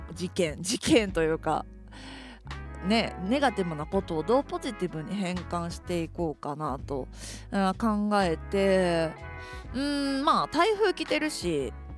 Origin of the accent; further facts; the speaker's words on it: Kansai, Japan; now in Tokyo, Japan; 私関西人なんで